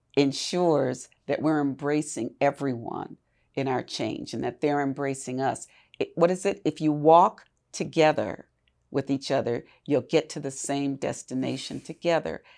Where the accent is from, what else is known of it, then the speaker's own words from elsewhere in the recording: Milwaukee, Wisconsin, United States; born and raised in Milwaukee